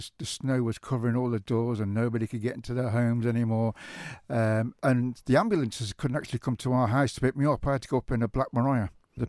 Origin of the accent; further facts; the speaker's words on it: West Midlands, United Kingdom; moved away as an adult; also born or lived in Coventry; now in Isle of Man; So for 40 years, 7 days a week, football full on, all around the Midlands. So when I moved to the Isle of Man in 2009